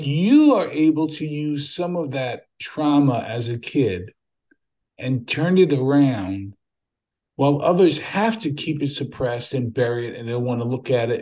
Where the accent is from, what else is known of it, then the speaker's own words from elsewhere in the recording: New York City, New York, United States; also born or lived in California; now in Cape Cod, United States; I grew up in Brooklyn